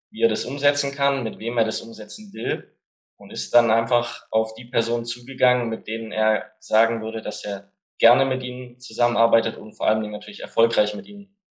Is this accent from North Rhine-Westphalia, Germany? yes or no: no; Stuttgart, Baden-Württemberg, Germany; born there; Ich bin 25. Ich bin in Stuttgart geboren.